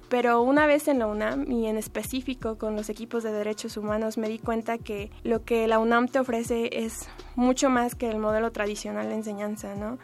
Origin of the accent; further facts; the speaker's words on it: United States; now in Mexico City, Mexico; Mi familia fue migrante en Estados Unidos y pues cuando creces allá en un país diferente